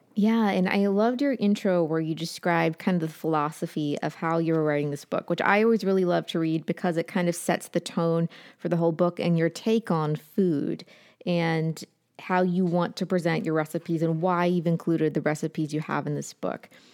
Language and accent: English; Appalachia, United States; I'm from Appalachia